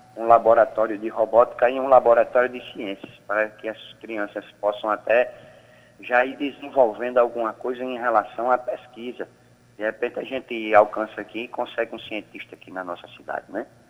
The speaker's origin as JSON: {"language": "Portuguese", "town": "Santa Rita", "region": "Paraíba", "country": "Brazil", "tie": "born or raised there", "said": "nascido e criado aqui em Santa Rita"}